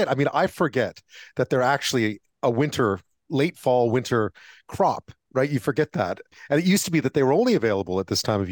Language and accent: English; Montreal, Quebec, Canada; I grew up in Montreal